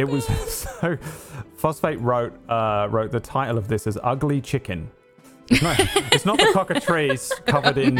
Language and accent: English; England, United Kingdom; I'm English.